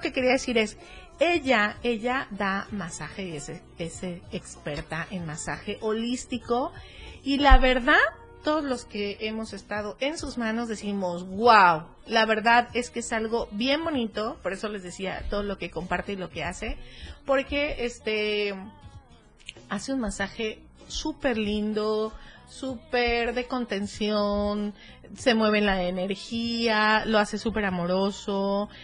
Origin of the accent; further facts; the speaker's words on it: Cuernavaca, Morelos, Mexico; yo soy de cuerna